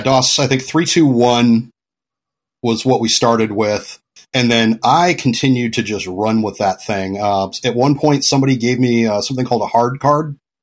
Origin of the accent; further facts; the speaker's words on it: California, United States; moved away as an adult; also born or lived in Florida / Pacific Northwest; when I was a little kid, my parents moved to California. And then I was in California until my early twenties